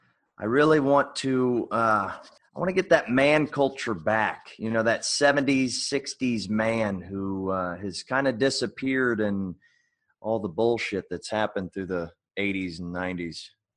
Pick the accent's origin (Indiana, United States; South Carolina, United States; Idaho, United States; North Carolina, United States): Indiana, United States; Well, I'm from Indiana, mm-hmm. and we moved a lot. My dad was in the Marines